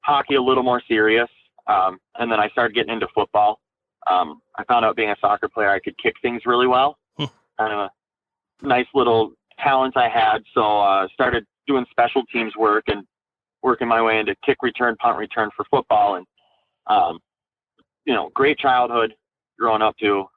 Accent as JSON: {"language": "English", "town": "Blaine", "region": "Minnesota", "country": "United States", "tie": "born or raised there", "also_born_or_lived": "Cape Girardeau, Missouri / Peoria, Illinois", "said": "I grew up in Blaine, Minnesota."}